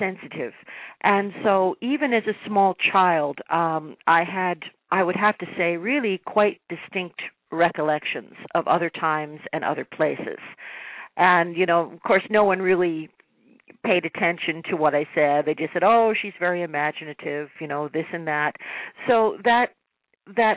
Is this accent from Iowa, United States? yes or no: no; New York, United States; being a New Yorker myself